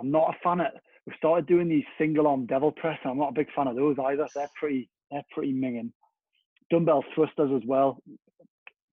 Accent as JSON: {"language": "English", "town": "Newcastle upon Tyne", "region": "North East England", "country": "United Kingdom", "said": "I'm a Geordie"}